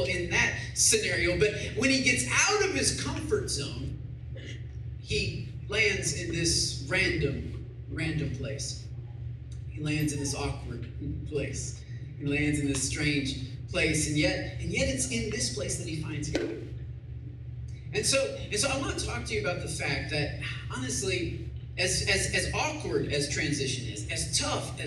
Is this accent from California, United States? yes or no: no; Michigan, United States; now in Texas, United States; I'm from Michigan originally, and somehow I made it all the way down here to Texas